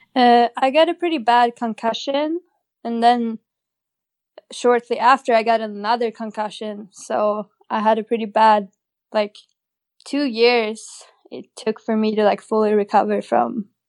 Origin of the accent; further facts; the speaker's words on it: Åre, Jämtland, Sweden; I grew up in a little ski town in northern Sweden